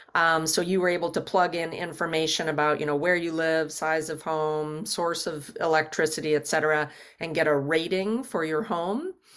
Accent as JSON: {"language": "English", "town": "Kansas City", "region": "Kansas", "country": "United States", "tie": "born or raised there", "said": "born and raised in Kansas City, Kansas"}